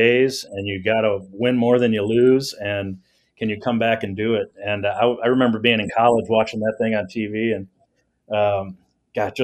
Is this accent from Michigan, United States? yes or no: yes; Detroit, Michigan, United States; I grew up like near East Warren and Mack area on the east side